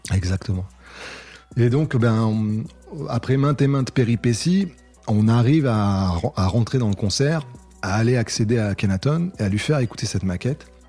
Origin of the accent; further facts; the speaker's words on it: Cannes, Provence-Alpes-Côte d'Azur, France; je viens de Cannes, dans les Alpes-Maritimes